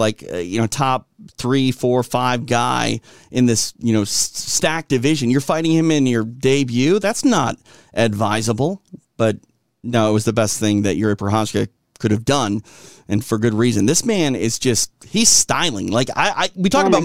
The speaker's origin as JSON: {"language": "English", "town": "Minneapolis", "region": "Minnesota", "country": "United States", "tie": "born or raised there", "said": "my hometown of Minneapolis"}